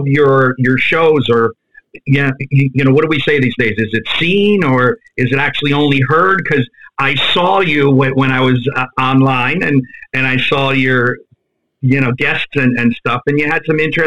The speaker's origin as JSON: {"language": "English", "town": "New York City", "region": "New York", "country": "United States", "tie": "born or raised there", "also_born_or_lived": "Fairfield, Connecticut / West Haven, Connecticut / New Haven, Connecticut / South Korea", "moved": "yes", "said": "I'm from Ozone Park. I was brought up in Ozone Park. That's a part of Queens. My family moved around. We moved from that area, and we ended up going to Fairfield, Connecticut area, West Haven, New Haven, Connecticut area"}